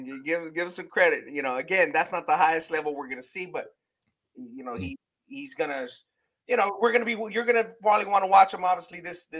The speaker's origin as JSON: {"language": "English", "town": "South Gate", "region": "California", "country": "United States", "tie": "born or raised there", "said": "And that's where I grew up in that area. I grew up in Southgate. I didn't go to high school there."}